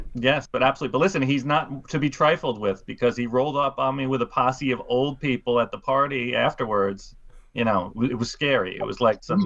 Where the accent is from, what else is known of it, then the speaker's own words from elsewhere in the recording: New York City, New York, United States; I I grew up in Queens